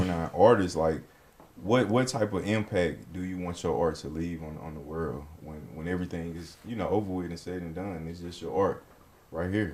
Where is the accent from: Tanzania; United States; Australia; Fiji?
United States; Alabama; where I'm from, I'm from Alabama